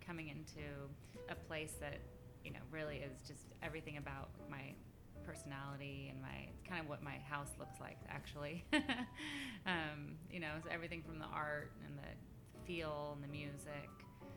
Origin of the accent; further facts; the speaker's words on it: San Francisco, California, United States; also born or lived in Sonoma; I was born in San Francisco. I was born at Kaiser